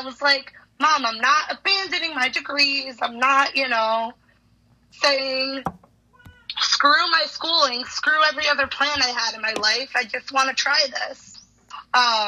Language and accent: English; Westfield, Massachusetts, United States; I'm from Westfield, Mass